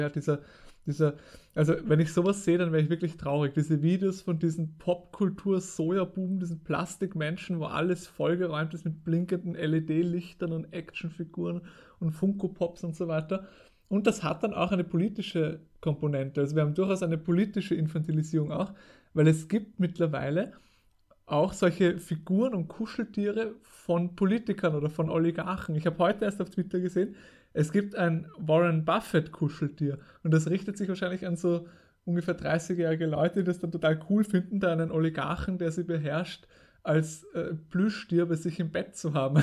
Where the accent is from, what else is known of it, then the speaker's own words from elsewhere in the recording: Austria; bei uns in Österreich